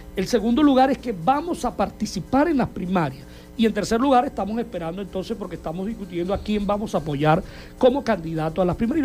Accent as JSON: {"language": "Spanish", "region": "Zulia", "country": "Venezuela"}